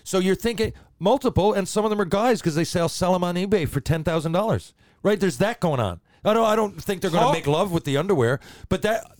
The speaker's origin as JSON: {"language": "English", "town": "Detroit", "region": "Michigan", "country": "United States", "said": "And he said, just tell me where you are at any point in time. I'm from Detroit."}